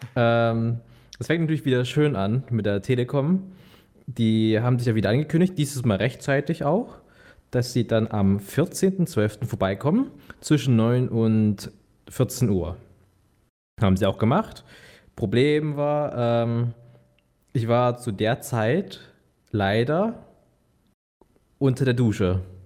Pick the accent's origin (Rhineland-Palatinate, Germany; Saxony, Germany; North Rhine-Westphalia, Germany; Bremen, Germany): Saxony, Germany; Bautzen; moved away; Ich bin gebürtiger Bautzner, dort geboren, dort aufgewachsen